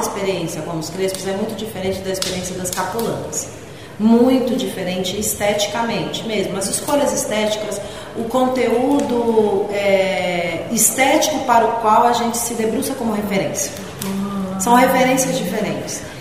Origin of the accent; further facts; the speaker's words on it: Praia Grande, São Paulo, Brazil; now in São Paulo, Brazil; eu sou da Praia Grande